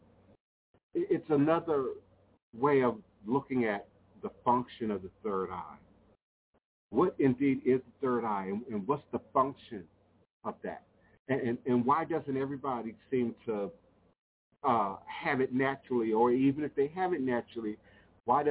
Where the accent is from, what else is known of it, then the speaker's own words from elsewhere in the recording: Coral Hills, Maryland, United States; I can remember being a young child, me and Wapani, growing up in Coral Hills, Maryland, growing up in the PG County